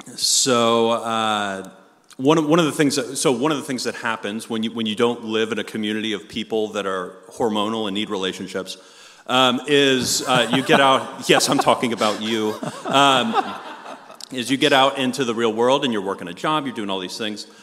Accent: Long Island, New York, United States; moved away; I'm from Long Island, New York originally

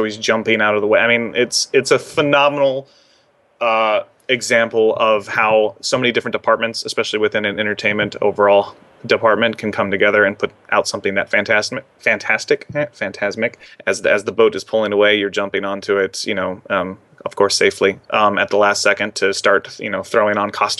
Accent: London, United Kingdom; So it's always funny to watch them tell a girl from London that her accent is mediocre at best.

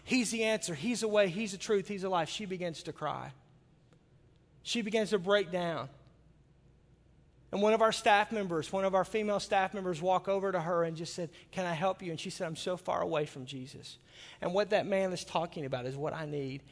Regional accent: Arkansas, United States; now in Milwaukee, United States; I grew up in Arkansas

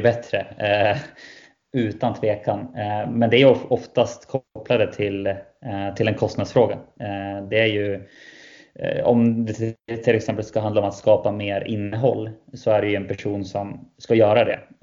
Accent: Västerås, Västmanland, Sweden; jag är västeråsare.

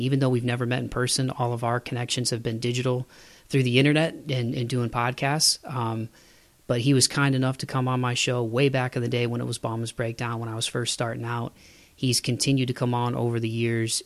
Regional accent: Toledo, Ohio, United States; moved away; back home in my hometown of Toledo.

